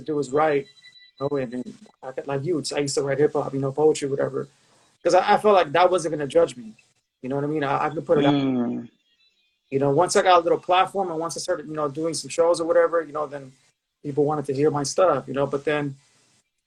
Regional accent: Los Angeles, California, United States; I grew up in the San Fernando Valley, specifically Pacoima

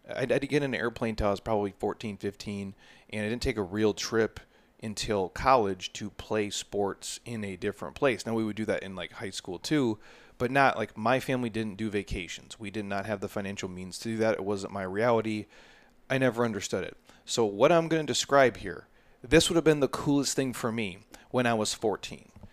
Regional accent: Midwest, United States; moved away; I grew up in the Midwest

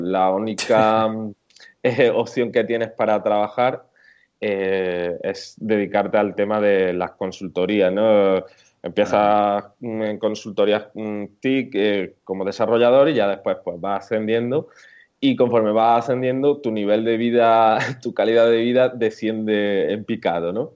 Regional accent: Córdoba, Andalusia, Spain; accent: southern; also born or lived in Málaga; now in Granada, Spain; por el acento notaréis que, soy del sur, soy de Córdoba, aunque ahora mismo vivo en Granada

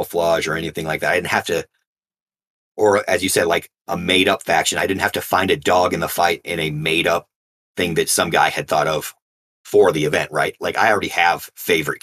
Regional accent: California, United States; I'm from California

